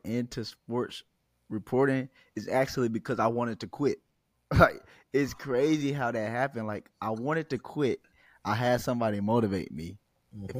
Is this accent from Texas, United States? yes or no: yes; Fort Worth, Texas, United States; I'm from Fort Worth